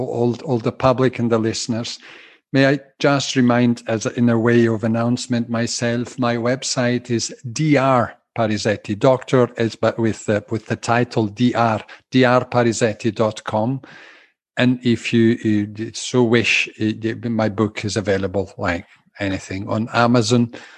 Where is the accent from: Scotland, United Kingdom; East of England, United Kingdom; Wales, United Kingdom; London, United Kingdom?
Scotland, United Kingdom; Glasgow; they hear Italian undertones and Scottish undertones in my speaking. Yes, I'm a tally. I'm a Glaswegian Italian.